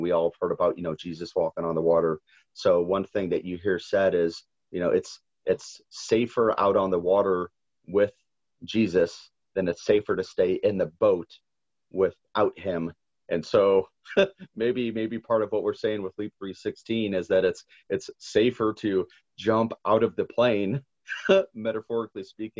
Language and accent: English; St. Louis, Missouri, United States; I'm born and raised in St. Louis. So I'm a very proud, you know, St. Louis native, love the history, love the food, love the people.